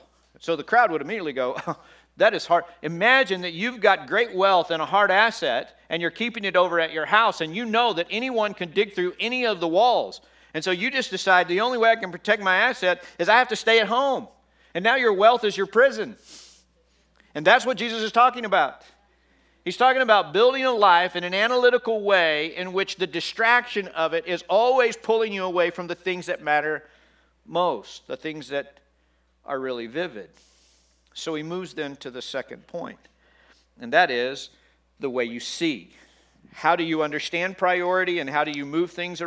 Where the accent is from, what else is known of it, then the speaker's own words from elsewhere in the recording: Texas, United States; I grew up in Texas